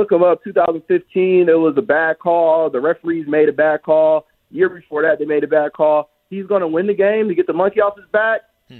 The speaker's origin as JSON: {"language": "English", "town": "Detroit", "region": "Michigan", "country": "United States", "moved": "yes", "said": "I'm from Detroit. I've been here for 10 years now."}